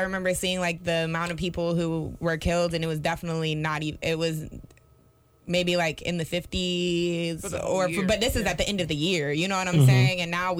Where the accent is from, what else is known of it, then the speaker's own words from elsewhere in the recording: Charlotte, North Carolina, United States; I'm from Charlotte, like born and raised in Charlotte.